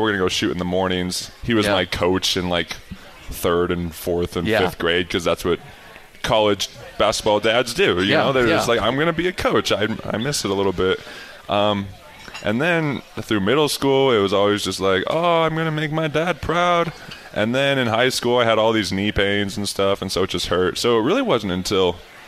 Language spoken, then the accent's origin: English; Heber City, Utah, United States; I grew up in Heber City, Utah